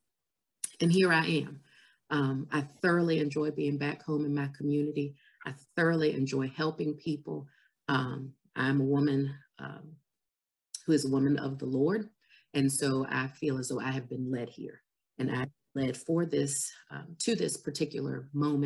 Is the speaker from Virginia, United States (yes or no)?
yes; Farmville, Virginia, United States; I'm from Farmville